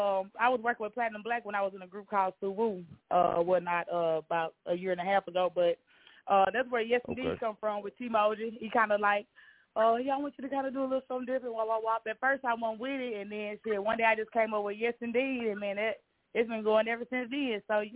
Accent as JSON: {"language": "English", "region": "Arkansas", "country": "United States", "said": "I'm from Arkansas, man."}